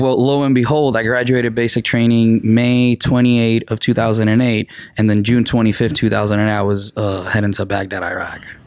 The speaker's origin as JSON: {"language": "English", "town": "Arecibo", "country": "Puerto Rico", "tie": "born or raised there", "second_language": "English", "moved": "as an adult", "lives_now": "Missouri, United States", "said": "I'm originally from Arecibo, Puerto Rico. So I was born, raised, and educated in Puerto Rico until yeah, which 2008"}